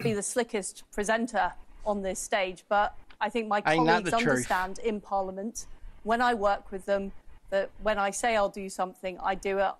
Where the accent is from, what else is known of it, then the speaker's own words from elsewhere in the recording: Yorkshire and the Humber, United Kingdom; I was brought up in Yorkshire.